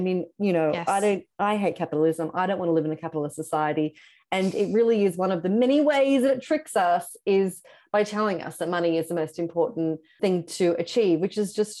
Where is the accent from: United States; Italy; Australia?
Australia; Sydney, New South Wales; But Sydney, where I'm from Australia, I lived in Sydney, had a lot of street press magazines.